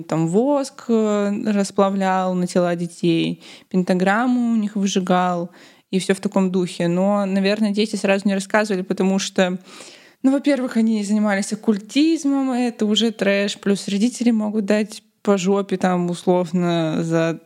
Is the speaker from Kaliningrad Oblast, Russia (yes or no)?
yes; Kaliningrad, Kaliningrad Oblast, Russia; На районе, где я росла, в Калининграде, было раньше очень много цыган.